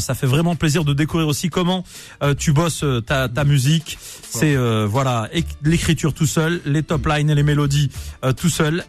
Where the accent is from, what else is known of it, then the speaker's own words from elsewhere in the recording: Nantes, Pays de la Loire, France; je suis supporter du FC Nantes à la base parce que je suis nantais